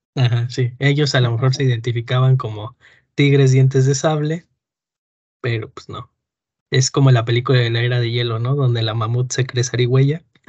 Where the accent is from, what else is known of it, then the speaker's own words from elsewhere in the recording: Mexico City, Mexico; yo de chiquito viví en la Moctezuma